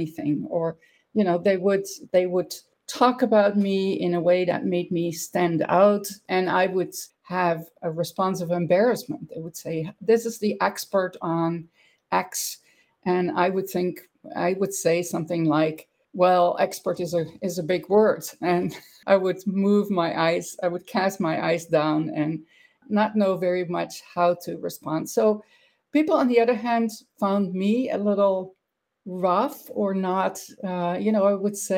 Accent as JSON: {"language": "English", "country": "Netherlands", "tie": "born or raised there", "also_born_or_lived": "Italy / Bosnia / United States", "second_language": "English", "moved": "as an adult", "said": "I grew up in the Netherlands, and I pretty much was there until I was about 30 years old."}